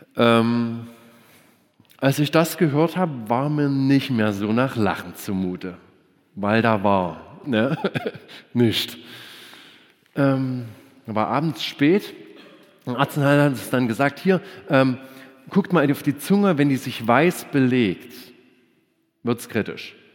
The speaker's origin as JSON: {"language": "German", "country": "Germany", "said": "Wir Deutschen"}